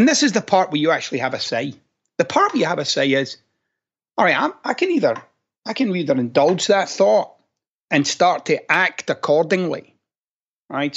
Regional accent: Glasgow, Scotland, United Kingdom; moved away; I'm a guy from Glasgow.

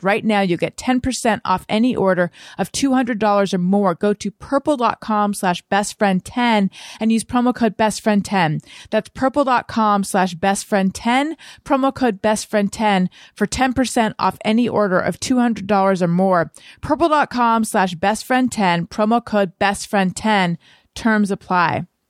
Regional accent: Orange County, California, United States; moved away as an adult; also born or lived in New York; I grew up in Orange County, California.

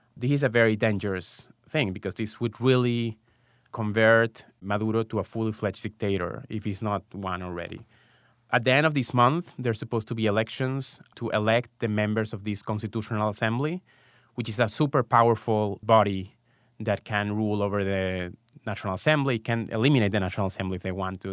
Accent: Venezuela; moved away as an adult; also born or lived in Israel; now in United States; I was born and raised in Venezuela, and I lived there until after college

